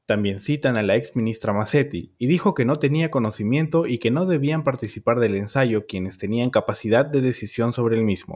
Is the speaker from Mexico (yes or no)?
no; Peru; nos indignó como peruanos